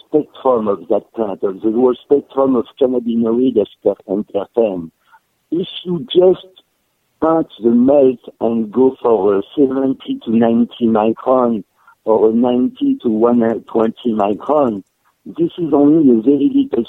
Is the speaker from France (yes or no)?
yes; France; also born or lived in Africa / Brittany; I was born in south of France, raised in Africa, moved to Brittany, and went back to south of France. I'm Mediterranean to the bone.